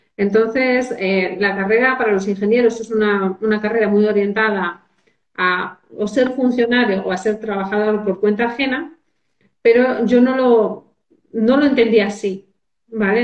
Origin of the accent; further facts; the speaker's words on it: Asturias, Spain; also born or lived in Madrid; me puse como ingeniera de montes en mi pueblo